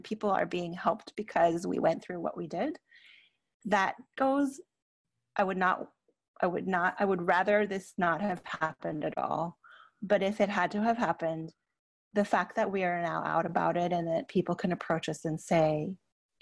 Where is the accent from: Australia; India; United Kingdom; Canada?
Canada; I'm Canadian